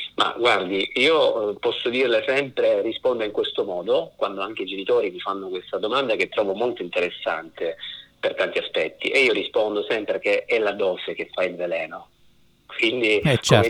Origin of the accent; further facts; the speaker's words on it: Sicily, Italy; io sono siciliano di origine